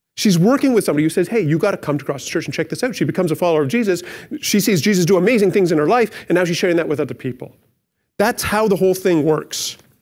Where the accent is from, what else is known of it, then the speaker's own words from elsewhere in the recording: Canada; we're good Canadian citizens